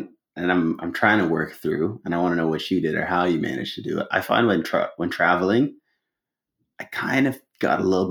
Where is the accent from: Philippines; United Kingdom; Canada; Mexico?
Canada; as a Canadian